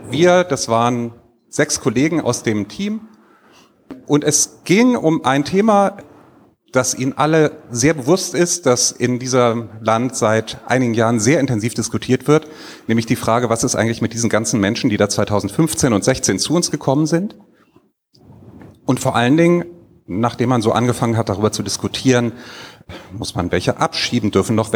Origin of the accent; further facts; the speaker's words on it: Rhineland, Germany; ich komme aus dem Rheinland und wenn man da aufgewachsen ist, weiß man sofort, was man da sieht